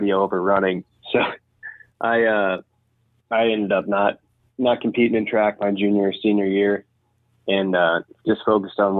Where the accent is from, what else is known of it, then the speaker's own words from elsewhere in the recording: Zwingle, Iowa, United States; I come from Zwingo, Iowa